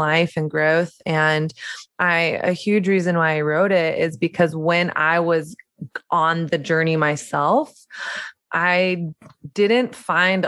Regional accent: the South, Southern United States, United States; moved away as an adult; also born or lived in New York City; growing up in Southern conservative Christian culture

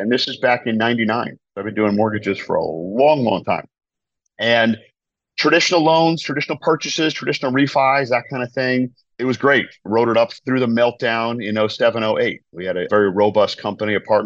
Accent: Providence, Rhode Island, United States; I'm originally from New England, from Providence, Rhode Island.

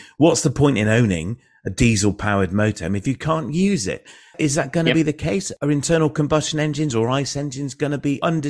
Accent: Bristol, South West England, United Kingdom; he quoted the Lord Mayor of Bristol, so very close to home for me, it's my hometown.

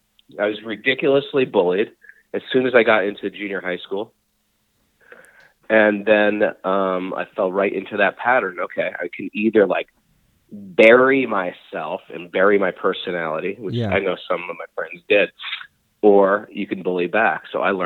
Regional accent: Connecticut, United States; School, I was, growing up in Connecticut was, how was it?

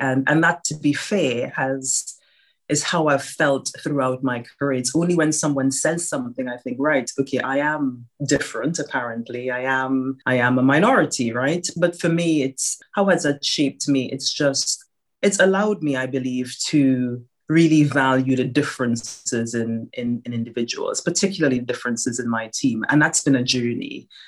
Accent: Trinidad & Tobago; now in United Kingdom; I grew up in Trinidad and Tobago and my family, most of my family is still there.

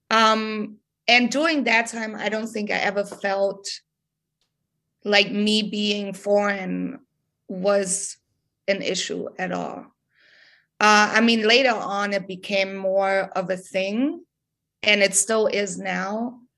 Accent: Germany; English is a second language; because all these hip hop heads where I'm from, uh, like in my hometown, every show I would go to, it's all white kids, right? It's all German kids.

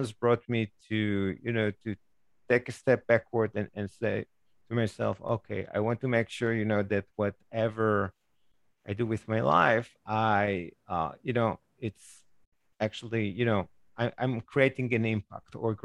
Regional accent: Israel; moved away; I grew up in Israel

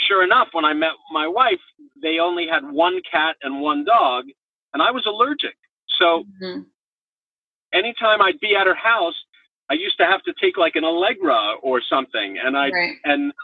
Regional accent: New York, United States; I grew up in New York in an apartment

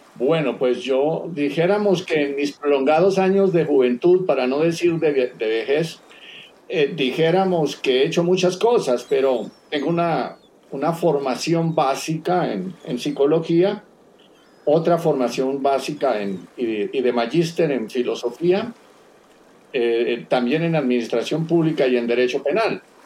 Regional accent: Colombia; Yo vengo navegando desde Colombia

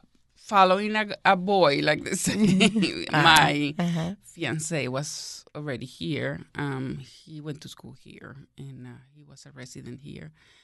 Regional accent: Venezuela; moved away as an adult; now in United States; No, that was in Venezuela. I was born in Venezuela.

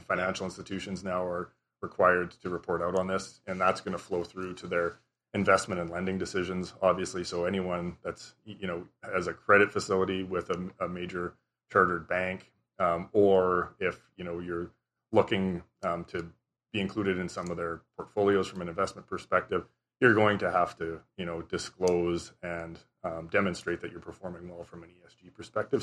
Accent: Southern Saskatchewan, Canada; I grew up in Southern Saskatchewan.

